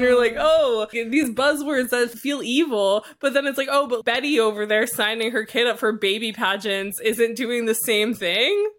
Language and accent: English; New York, United States; also born or lived in Philadelphia; I went to college in Philadelphia, which is, like, an hour and a half from where I lived in New York